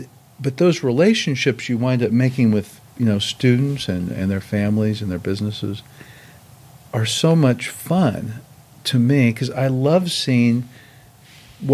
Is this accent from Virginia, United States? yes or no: no; Kansas City, Missouri, United States; now in Arkansas, United States; I'm originally from Kansas City, Missouri.